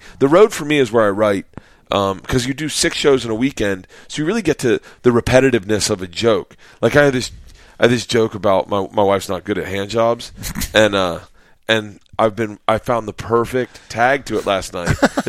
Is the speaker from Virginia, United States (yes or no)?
no; Florida, United States; born or raised there